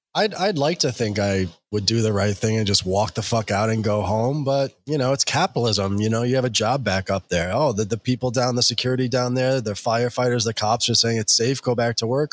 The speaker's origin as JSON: {"language": "English", "town": "New York City", "region": "New York", "country": "United States", "said": "I'm a New Yorker"}